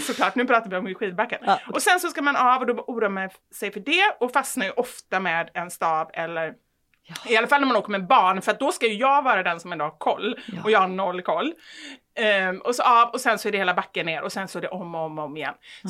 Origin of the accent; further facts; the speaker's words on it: Gothenburg, Västra Götaland, Sweden; jag tror snarare att jag är från Kortedala och, och uppvuxen liksom med mamma i förorten.